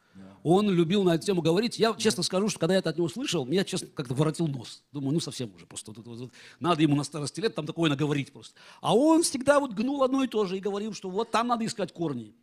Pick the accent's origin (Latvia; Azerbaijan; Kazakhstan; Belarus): Azerbaijan; Baku; first language Russian; moved away as an adult; also born or lived in Moscow, Russia; я родился в Баку